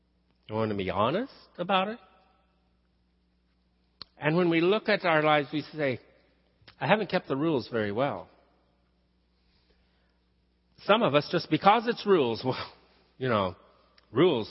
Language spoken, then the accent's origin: English; the South, United States; accent: southern; moved away; I slipped into my southern talk. It is my first language.